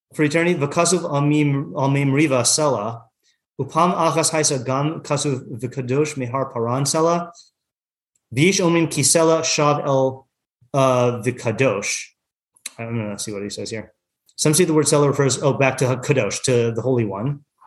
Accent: Yakima, Washington, United States; I grew up in Yakima, Washington.

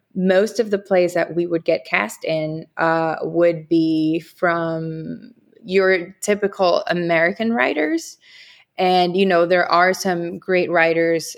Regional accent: Dominican Republic; English is a second language; moved away as an adult; now in New York, United States; I was born in New York and I grew up in the Dominican Republic where my parents are from and what I call home.

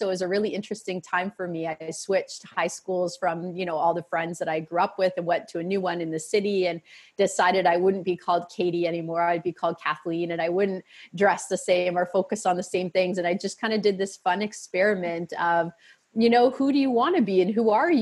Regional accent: Peterborough, Ontario, Canada; also born or lived in Toronto area, Ontario; Until I was in grade four, I grew up in Peterborough, which is a city that both of my parents and both of their parents are from

